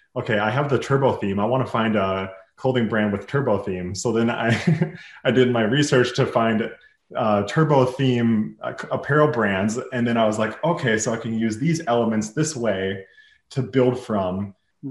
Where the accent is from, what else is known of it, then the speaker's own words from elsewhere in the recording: Minneapolis, Minnesota, United States; I'm from Minneapolis, Minnesota